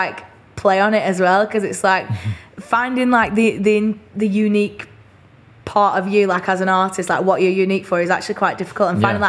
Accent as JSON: {"language": "English", "town": "Burnley", "region": "North West England", "country": "United Kingdom", "accent": "Burnley", "moved": "as an adult", "lives_now": "London, United Kingdom"}